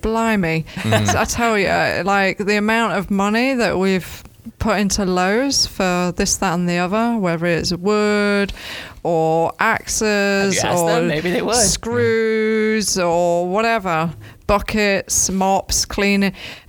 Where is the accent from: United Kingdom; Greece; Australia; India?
United Kingdom; England; now in Gainesville, United States; Not like I'm from England. A pub is a pub that's not in Gainesville.